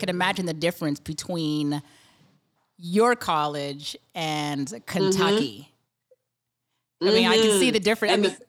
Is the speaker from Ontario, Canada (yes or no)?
no; Montreal, Quebec, Canada; moved away; my hometown in Montreal.